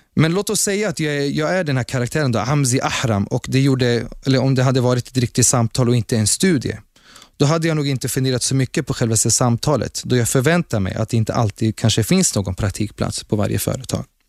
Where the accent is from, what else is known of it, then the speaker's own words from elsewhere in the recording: Sweden; Som svensk med utländsk bakgrund innebär att Sverige är mitt första hem